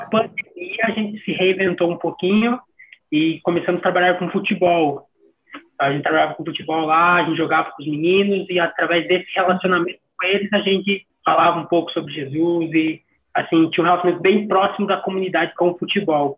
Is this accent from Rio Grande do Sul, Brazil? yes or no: no; Santa Catarina, Brazil; sou aqui de Santa Catarina Sul